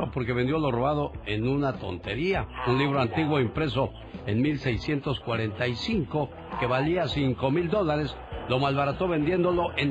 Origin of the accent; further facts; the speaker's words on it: Chihuahua, Mexico; moved away; Por cierto, un día salí de Chihuahua, pero Chihuahua nunca salió de mí.